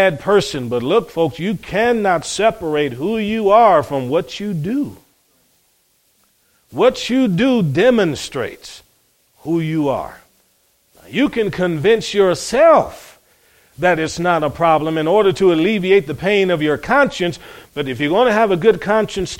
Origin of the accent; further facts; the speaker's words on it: Cleveland, Ohio, United States; growing up in Cleveland, Ohio, my brothers